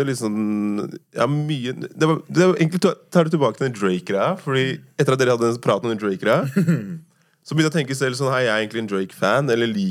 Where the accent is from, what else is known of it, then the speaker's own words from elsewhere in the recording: Oslo, Norway; Uh, oppveksten på Tåsen var veldig bra. Det var noe som jeg husker også moren min var veldig opptatt av. Da, at jeg skulle være oppvokst der hvor hun også var oppvokst.